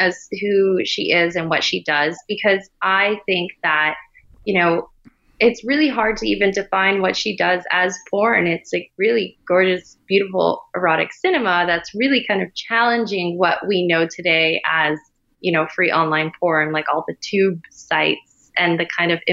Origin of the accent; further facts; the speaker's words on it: Miami, Florida, United States; also born or lived in Spain; I grew up in Miami